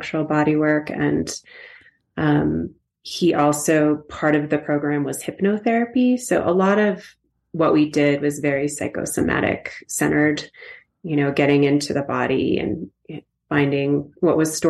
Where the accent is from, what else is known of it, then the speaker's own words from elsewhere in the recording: outside of Boston, Massachusetts, United States; also born or lived in Kauai, Hawaii; now in Telluride, United States; I grew up outside of Boston